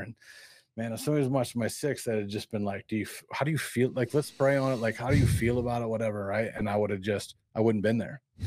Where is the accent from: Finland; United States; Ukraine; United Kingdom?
United States; Peoria, Illinois; also born or lived in Barton, Illinois; I grew up in Peoria, Illinois, and Barton